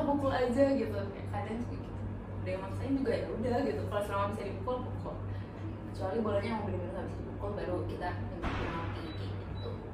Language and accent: Indonesian; West Java, Indonesia; ibu aku Surabaya ya aku Sunda